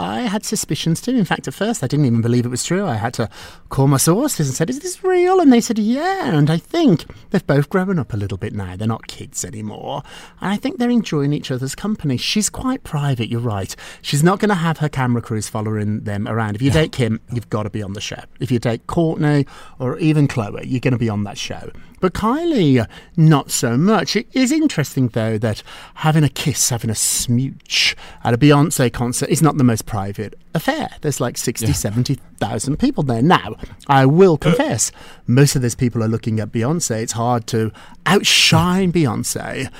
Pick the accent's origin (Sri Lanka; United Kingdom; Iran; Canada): United Kingdom; I'm British.